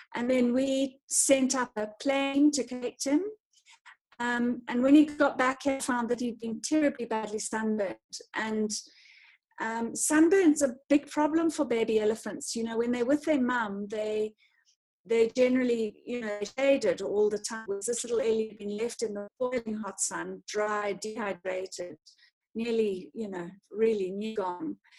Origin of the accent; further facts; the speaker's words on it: North Harare, Zimbabwe; I grew up in Zim, um, in sort of North Harare, in in a in in the rural area